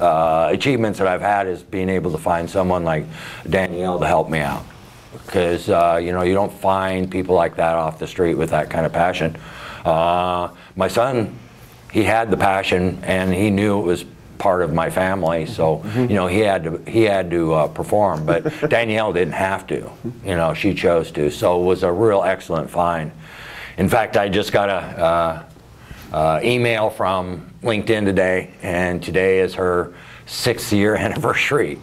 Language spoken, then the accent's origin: English; McMinnville, Oregon, United States; I was born and raised in McMinnville